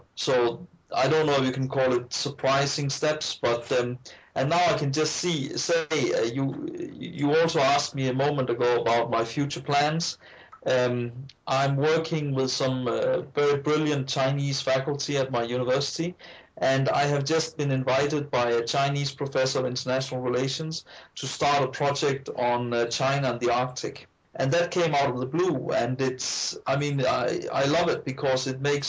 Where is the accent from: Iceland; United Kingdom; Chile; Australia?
Iceland; moved away; also born or lived in Denmark; I grew up in Iceland, and I later studied in Iceland and worked in the Icelandic Ministry of Finance